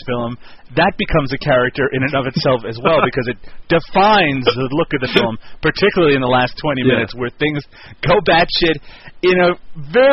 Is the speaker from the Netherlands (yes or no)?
no; Newfoundland and Labrador, Canada; moved away; I'm in my home town and my home that I grew up in here in Newfoundland, Canada